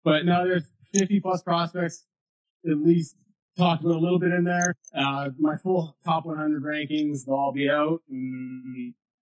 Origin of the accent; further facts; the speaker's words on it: Windsor, Ontario, Canada; I grew up in Windsor my entire life